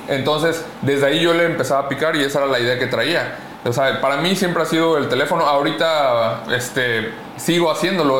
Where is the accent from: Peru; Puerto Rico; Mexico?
Mexico; Acapulco, Guerrero; soy de Acapulco